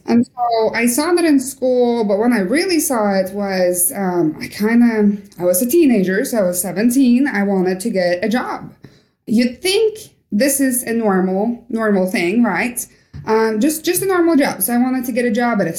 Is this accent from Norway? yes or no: yes; Norway; moved away as an adult; also born or lived in Kalix, Sweden; now in Alaska, United States; growing up in Norway was fantastic